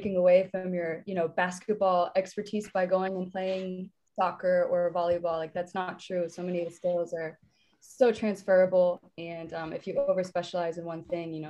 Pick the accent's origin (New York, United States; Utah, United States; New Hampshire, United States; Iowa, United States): Iowa, United States; Sioux City; where I grew up in Sioux City